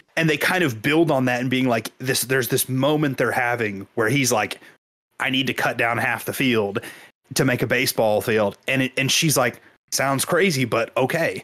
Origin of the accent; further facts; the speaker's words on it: Kansas, United States; I grew up in Kansas